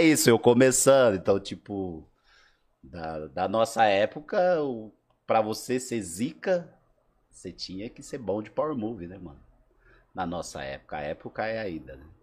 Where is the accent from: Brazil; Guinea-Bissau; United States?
Brazil; Sumaré, São Paulo; also born or lived in Alagoas; Sou de Sumaré, não sou de Campinas